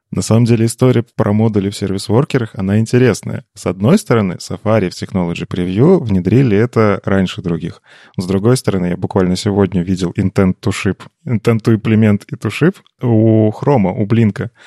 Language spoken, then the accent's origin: Russian; Belarus; я же белорус